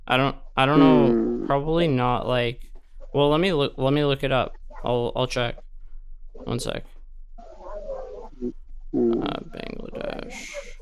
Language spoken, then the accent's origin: English; Canada; Oh, I'm from Canada.